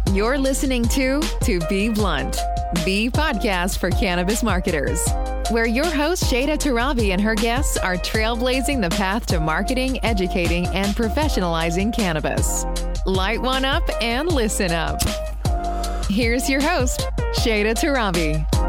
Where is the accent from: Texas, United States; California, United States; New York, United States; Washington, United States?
Texas, United States; Austin; born raised in Austin, growing up in Texas